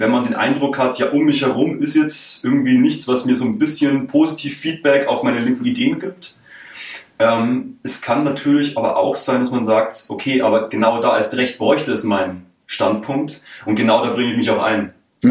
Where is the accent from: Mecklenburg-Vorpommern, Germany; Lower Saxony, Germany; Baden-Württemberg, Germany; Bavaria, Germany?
Bavaria, Germany; countryside around Munich; ich bin quasi aus dem größeren Umland, um München herum. Ich meine, es gibt einige kleinere, mittlere Städte, zur Auswahl und in dem Sinne bin ich ja selber direkt auf dem Land aufgewachsen